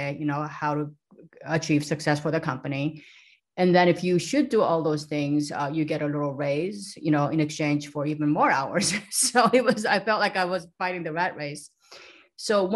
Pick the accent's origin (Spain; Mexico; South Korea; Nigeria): South Korea; now in San Diego, United States; I grew up in South Korea in a very small, sleepy little town by the beach, a seaside